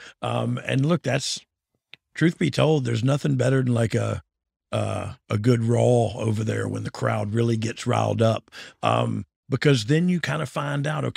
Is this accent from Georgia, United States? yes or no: yes; Georgia, United States; I'm from Georgia